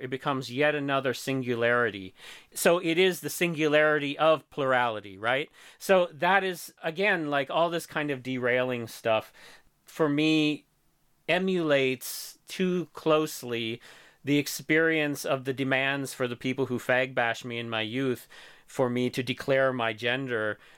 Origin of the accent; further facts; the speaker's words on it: Missouri, United States; moved away; my hometown in Missouri